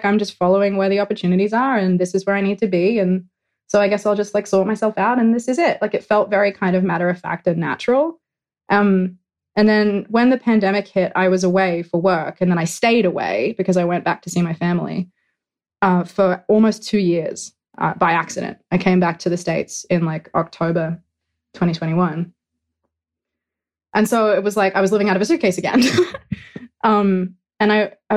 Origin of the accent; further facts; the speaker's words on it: Australia; moved away; I'm Australian